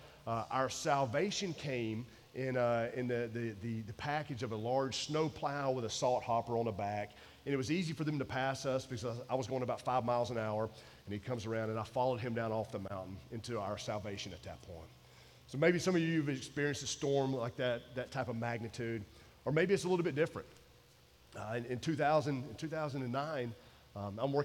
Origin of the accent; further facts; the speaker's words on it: Georgia, United States; moved away as an adult; also born or lived in Maryland; I'm from Georgia